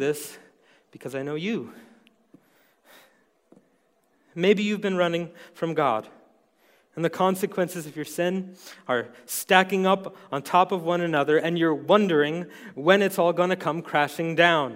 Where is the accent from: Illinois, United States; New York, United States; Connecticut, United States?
New York, United States; New York City; accent: New York; moved away as an adult; now in Montana, United States; my impossibly thick New York accent. I was born and raised in New York City